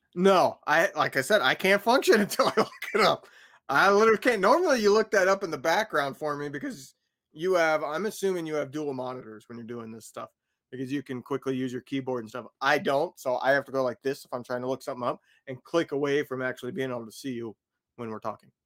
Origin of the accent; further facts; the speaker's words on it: Indiana, United States; moved away; I grew up in Indiana.